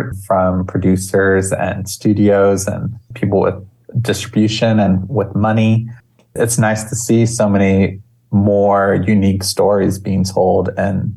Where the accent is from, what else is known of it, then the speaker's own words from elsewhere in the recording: Maui, Hawaii, United States; growing up in Hawaii is such a unique experience